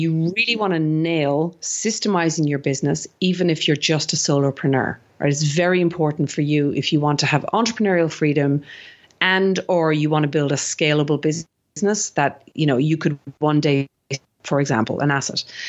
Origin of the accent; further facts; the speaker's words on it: Ireland; accent: Irish; now in Sydney, Australia; I'm actually originally Irish, if you didn't, any of the listeners didn't pick up my accent.